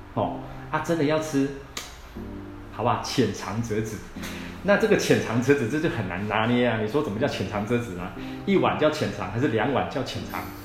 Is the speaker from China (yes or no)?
no; central Taiwan, Taiwan; 我们台湾人